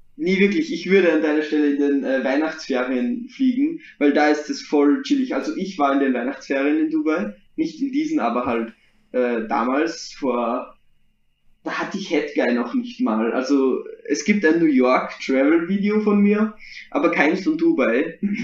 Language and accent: German; Austria; bei uns in Österreich